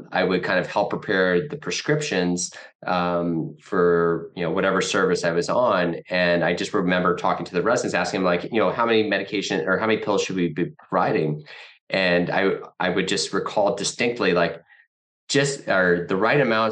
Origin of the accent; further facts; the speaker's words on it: Midwest, United States; also born or lived in New York City, United States; now in Detroit, United States; we're both from the Midwest